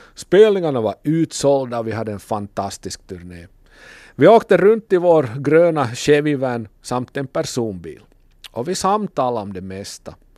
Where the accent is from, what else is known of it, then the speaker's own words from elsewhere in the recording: Kokkola, Central Ostrobothnia, Finland; från Kokkola.